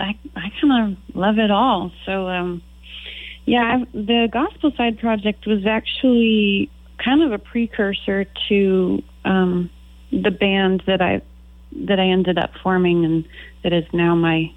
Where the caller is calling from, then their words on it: Boise, Idaho, United States; I'm calling from my home in Boise, Idaho.